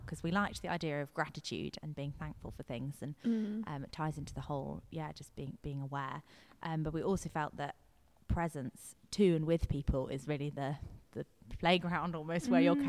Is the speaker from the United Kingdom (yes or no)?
yes; London, United Kingdom; I grew up in London, and I'm still living here